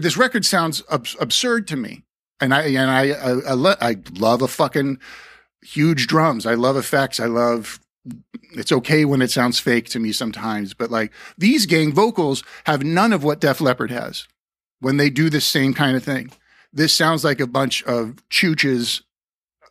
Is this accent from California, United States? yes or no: yes; the Valley, California, United States; We're both from the Valley at that period.